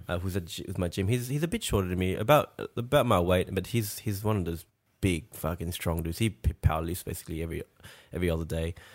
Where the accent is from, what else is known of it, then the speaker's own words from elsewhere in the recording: France; now in Australia; we're from France